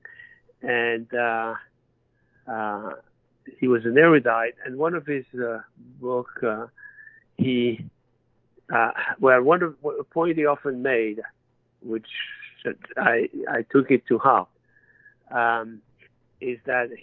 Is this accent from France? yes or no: yes; France; accent: French; English is a second language; moved away as an adult; I was born and raised in France, as you can hear. Even though I'm 76 and I've spent my life in this country, I've always kept my French accent.